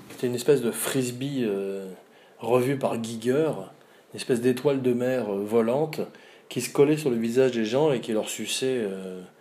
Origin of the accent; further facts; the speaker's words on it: Auvergne-Rhône-Alpes, France; un badass, comme on dit chez nous, en Auvergne.